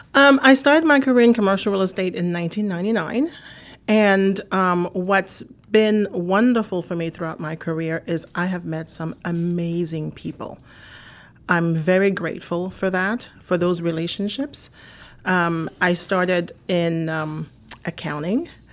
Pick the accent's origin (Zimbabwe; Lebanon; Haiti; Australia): Haiti; also born or lived in New York / Miami; now in United States; I'm originally from Haiti. I've lived in this country now for over thirty years